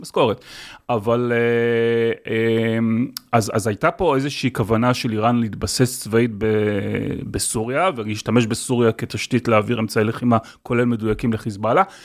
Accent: Israel; בתור ישראלי

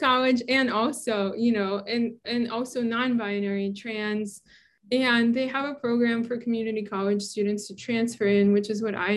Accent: New York City, New York, United States; moved away as an adult; also born or lived in Boston / Western Massachusetts / Santa Barbara; now in Oregon, United States; I grew up in Brooklyn.

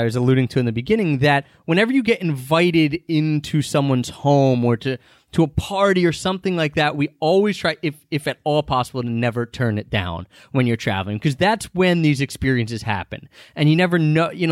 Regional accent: United States; first language English; also born or lived in Philadelphia; we're from America. We live in Philadelphia

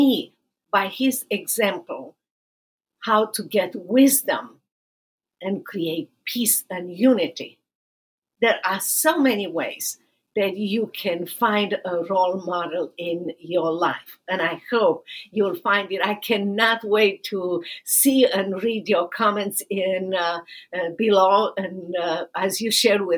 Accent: Romania; moved away as an adult; now in Dallas, United States; I'm originally from Romania, and I live now in Dallas, Texas

